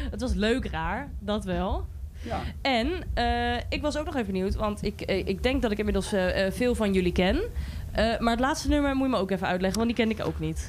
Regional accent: Goor, Overijssel, Netherlands; ik kom zelf uit Goor

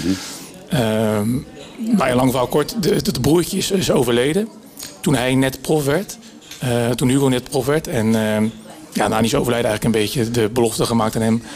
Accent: Netherlands; als Nederlanders

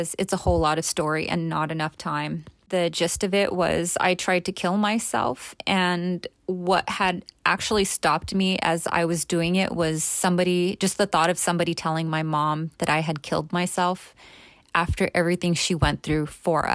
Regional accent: Los Angeles, California, United States; I grew up in East LA.

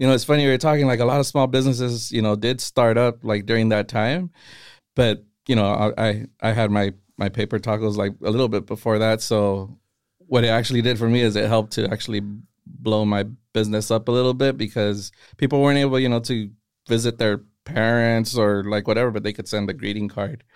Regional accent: Castroville, California, United States; I grew up in Castroville

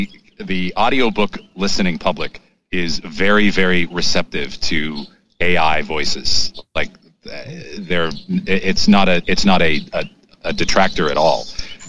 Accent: Maine, United States; No, actually, I grew up in Maine. My father has a wicked Maine accent

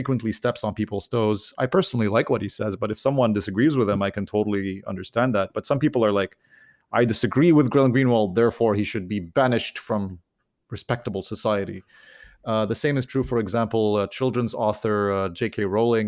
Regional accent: Lebanon; moved away; I'm originally from Lebanon

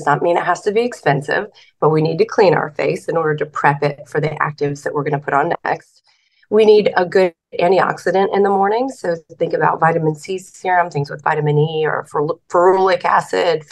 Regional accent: the South, United States; I'm from the South

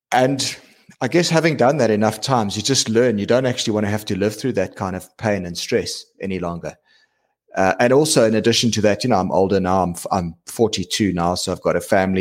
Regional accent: South Africa; being South African, right? We're a big diamond mining nation

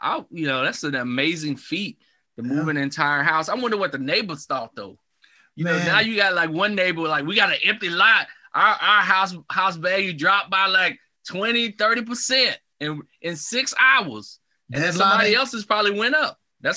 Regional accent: the South, United States; I grew up in the South, right? And in the South, we had a lot of mobile homes in the South.

